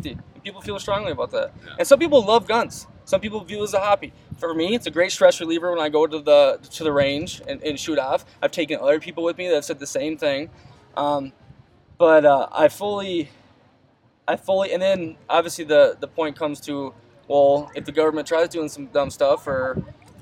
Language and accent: English; United States; This is what I was born with, lived in this country. I'm an American.